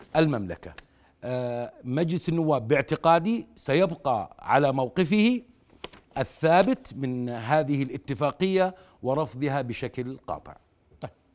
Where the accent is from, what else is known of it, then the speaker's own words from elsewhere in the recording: Jordan; انا كاردني